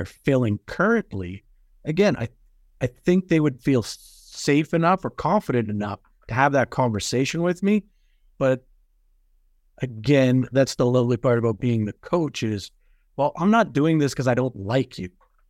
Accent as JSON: {"language": "English", "town": "Edmonton", "region": "Alberta", "country": "Canada", "said": "especially often where we're going to Edmonton. I'm from Edmonton."}